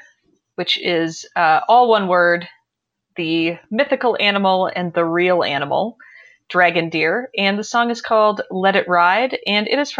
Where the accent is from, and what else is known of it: Denver, Colorado, United States; born or raised there